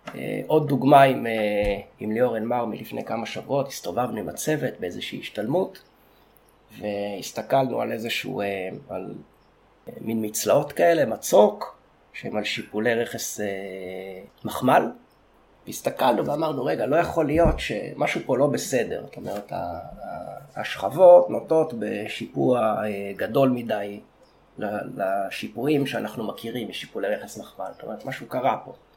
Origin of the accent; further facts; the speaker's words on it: Sde Boker, Southern District, Israel; אולי נתחיל מזה שגדלתי בקיבוץ שדה בוקר. אני נולדתי שלושה קילומטר מאיפה שאנחנו עכשיו במדרשה, בקיבוץ שדה בוקר